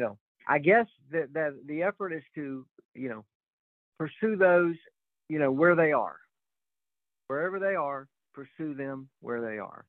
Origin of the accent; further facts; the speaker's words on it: Northwest Florida, United States; I am from Northwest Florida and grew up in a typical middle class home